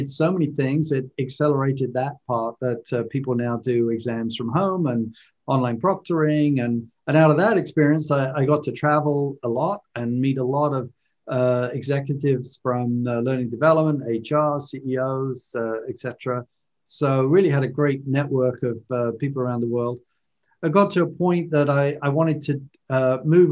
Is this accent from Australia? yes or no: no; London, United Kingdom; moved away as an adult; now in United States; as you might tell from my accent, I was originally born and raised in London, in the UK, and grew up there